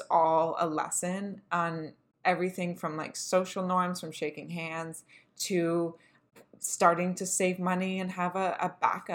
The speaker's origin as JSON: {"language": "English", "country": "Canada", "said": "we're millennials and we're Canadian"}